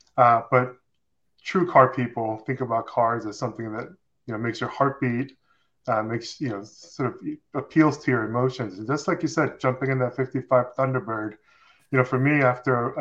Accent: Seoul, South Korea; English is a second language; moved away; I grew up in South Korea in Seoul as a child

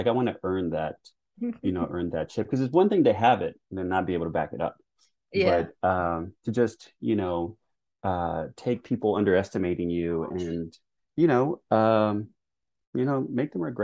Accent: Texas, United States; growing up watching basketball in the early 80s in Texas

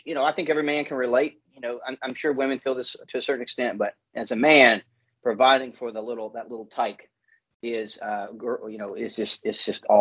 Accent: Alaska, United States; born and raised in Alaska

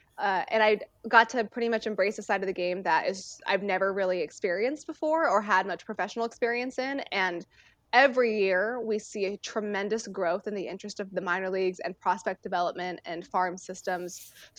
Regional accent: California, United States; I mean, growing up in the Bay Area, I was 45 minutes away from the A Stadium and the Giants Stadium.

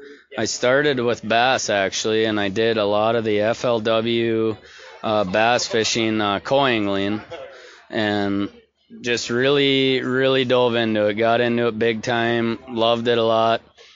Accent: Bemidji, Minnesota, United States; born or raised there

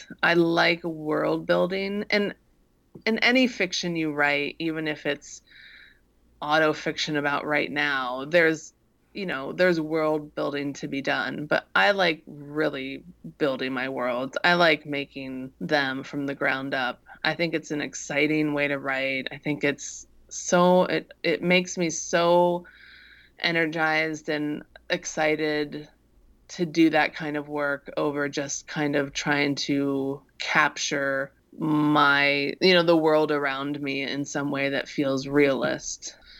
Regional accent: Midwest, United States; things that seem strange and alien to me because I grew up in the Midwest.

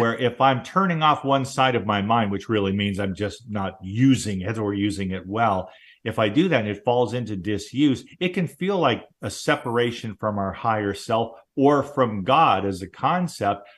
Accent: Southern California, United States; I grew up in Southern California

